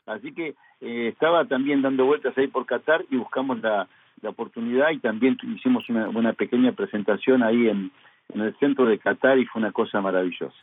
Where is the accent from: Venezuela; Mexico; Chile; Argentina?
Argentina